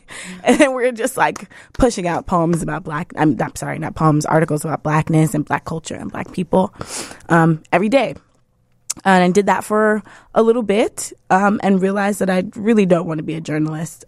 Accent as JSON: {"language": "English", "town": "New York City", "region": "New York", "country": "United States", "tie": "born or raised there", "also_born_or_lived": "Brooklyn", "said": "I am from the South Bronx. I grew up in the poorest congressional district in the country"}